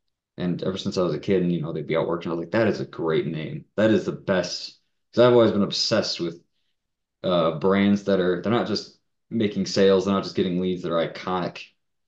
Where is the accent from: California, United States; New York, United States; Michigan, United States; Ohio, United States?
Michigan, United States; Grand Rapids; moved away as an adult; I was from Grand Rapids, so we moved back up here